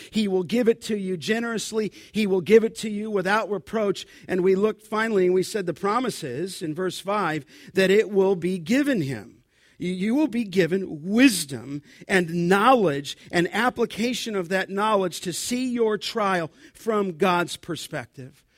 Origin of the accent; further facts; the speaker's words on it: Southern California, United States; growing up in Southern California